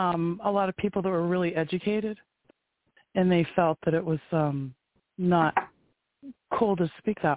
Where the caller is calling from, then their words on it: Maine, United States; I live in Maine.